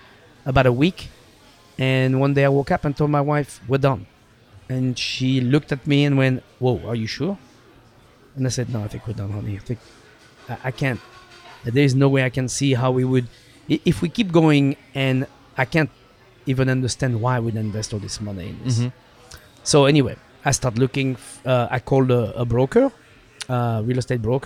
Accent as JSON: {"language": "English", "town": "Saint-Hilaire-de-Loulay", "region": "Pays de la Loire", "country": "France", "tie": "born or raised there", "also_born_or_lived": "Los Angeles, United States", "second_language": "English", "moved": "as an adult", "lives_now": "Seattle, United States", "said": "Saint-Hilaire de Lule is the name of my hometown"}